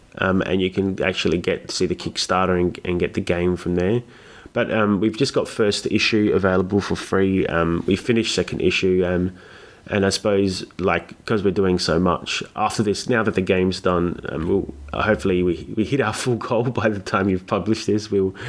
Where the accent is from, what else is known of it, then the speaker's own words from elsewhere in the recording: Cyprus; my background is, I'm from Greek, I'm Greek Cypriot. So like people of Cyprus, we have a lot of links to Greek, Egyptian, Syrian mythology, all that region.